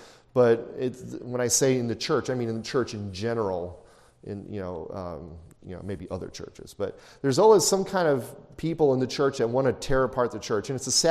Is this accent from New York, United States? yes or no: no; Chicago, Illinois, United States; growing up in Chicago, when I was in high school